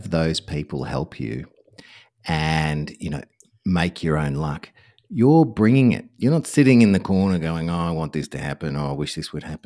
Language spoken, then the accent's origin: English; Australia; us Aussies